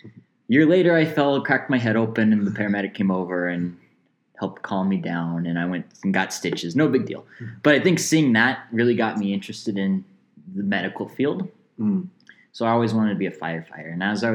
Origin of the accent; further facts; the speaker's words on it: Canada; I am Canadian, Max.